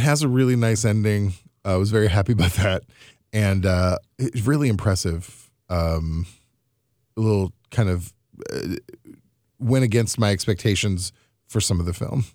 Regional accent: Missouri, United States; growing up in the Midwest, which is often Missouri, which is often considered the South

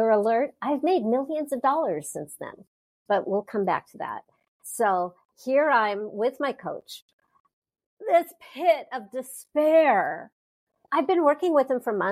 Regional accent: Southern California, United States; I'm from Southern California

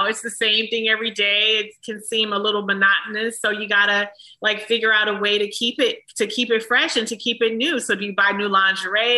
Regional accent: Detroit, Michigan, United States; I'm from Detroit

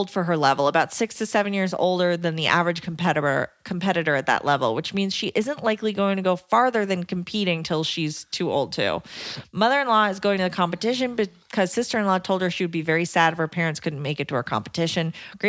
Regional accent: Canada; I'm also Canadian.

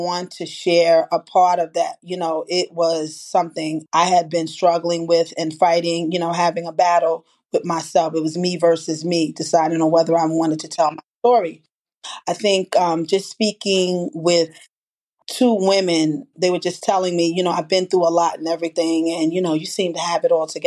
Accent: New York City, New York, United States; from the Bronx.

